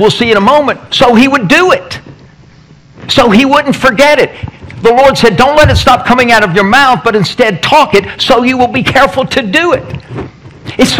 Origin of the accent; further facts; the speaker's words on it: Tennessee, United States; I'm from Tennessee